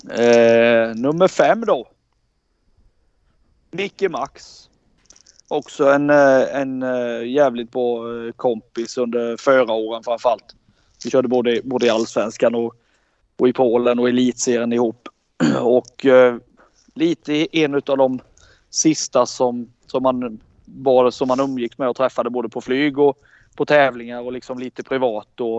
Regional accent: Småland, Sweden; Alla vi var ju liksom från Småland allihop oftast.

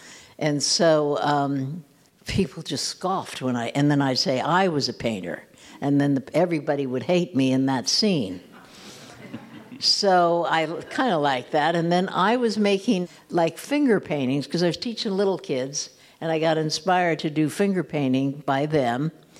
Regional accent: California, United States; now in New York, United States; And I came over from California to New York, thought I was going to be really in the scene

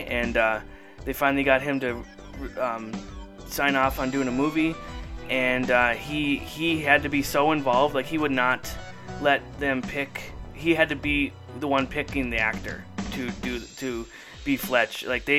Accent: Duluth, Minnesota, United States; And I'm like, hey, they mentioned my hometown.

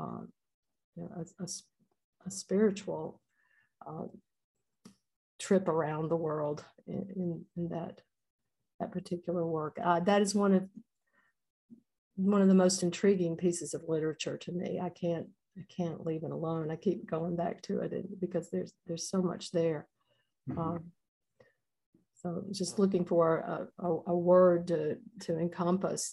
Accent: Mississippi, United States; I am a daughter of Mississippi. I am the daughter of a daughter and a son of Mississippi. I mean, I have very deep roots. My parents were born and raised here.

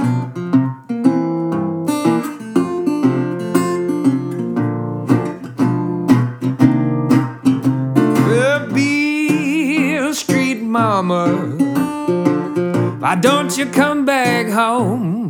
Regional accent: United States; I'm typically like the Lone Ranger from America

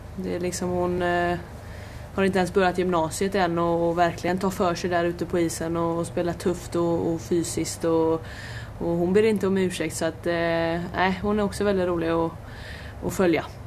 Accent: Hälsö, Västra Götaland, Sweden; jag kommer ju från eh, Hälsö och Öckerö kommun och Hälsö

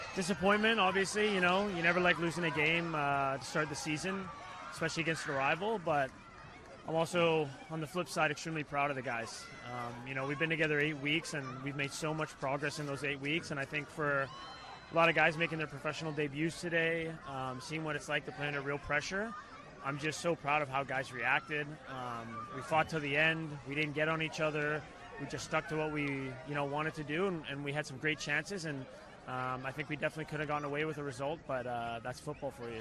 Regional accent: Canada; in Canada, in my hometown

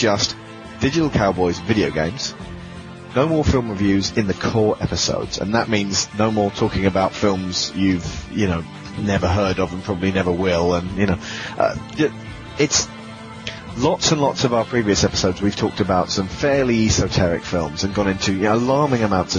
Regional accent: England, United Kingdom; accent: British; we're English. Yeah, we're British.

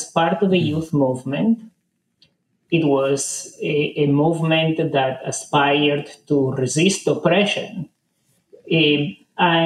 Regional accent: Argentina; I grew up in Argentina in the 60s

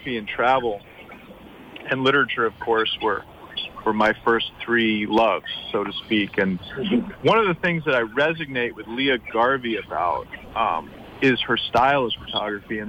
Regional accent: New York City, New York, United States; now in St. Croix, US Virgin Islands; I grew up in Brooklyn, and I grew up with a family who I watched run a business

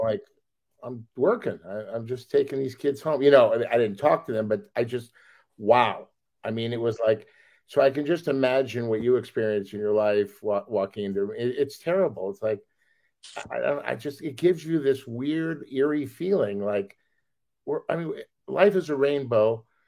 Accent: Los Angeles, California, United States; we're all from Los Angeles

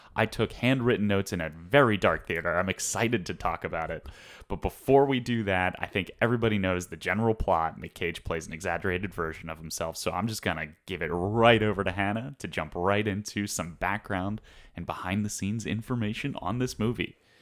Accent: Northeast, United States; I've always pronounced it menagerie, but I think that's because I'm from the Northeast

